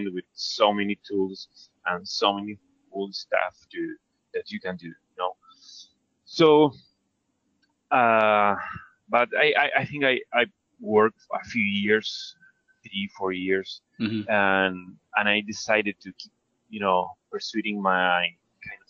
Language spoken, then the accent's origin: English; Argentina; I'm from Argentina, South American country.